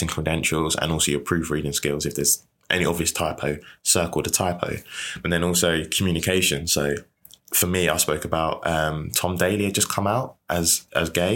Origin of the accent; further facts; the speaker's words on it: Rochester, South East England, United Kingdom; I grew up in Kent, Medway. So Rochester.